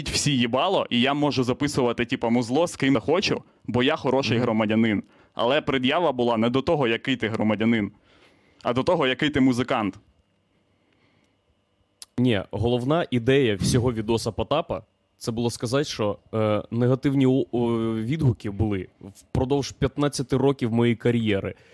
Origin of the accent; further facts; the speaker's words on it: Ukraine; Я з України, блять, репер.